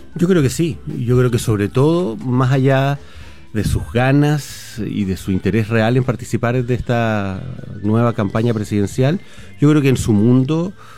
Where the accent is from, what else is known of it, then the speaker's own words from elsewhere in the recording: Chile; como buenos chilenos que somos